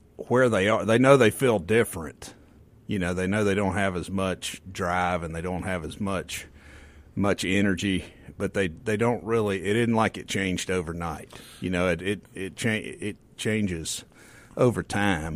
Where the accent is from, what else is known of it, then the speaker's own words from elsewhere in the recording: the Mississippi Delta, United States; I grew up in the Delta